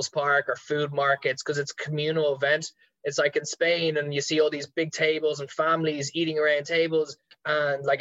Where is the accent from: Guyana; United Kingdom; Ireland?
Ireland; our Irish people